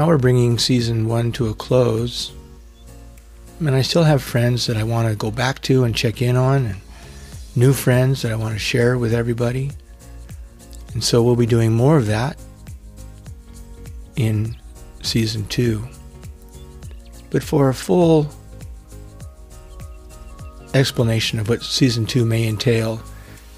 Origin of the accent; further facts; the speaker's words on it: Avenal, California, United States; moved away; Growing up outside of Avenel in the PG&E compressor station didn't afford a lot of opportunity to interact with other children.